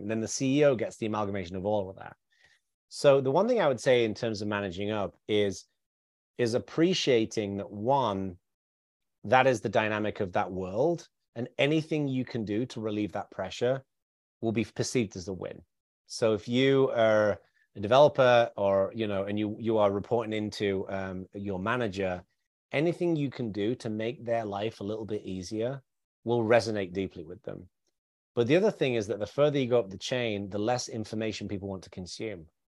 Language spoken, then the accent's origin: English; the north of England, United Kingdom; I grew up in a very working class background in the north of England